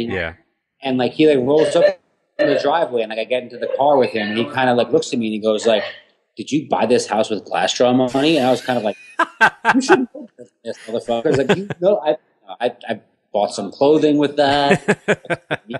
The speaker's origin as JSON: {"language": "English", "town": "Houston", "region": "Texas", "country": "United States", "lives_now": "New York, United States", "said": "when me and my ex broke up and I moved from Houston to like New York"}